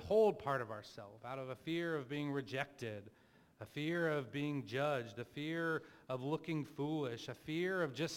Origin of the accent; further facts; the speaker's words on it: Plano, Texas, United States; I grew up in Plano, Texas as a, upper middle class white guy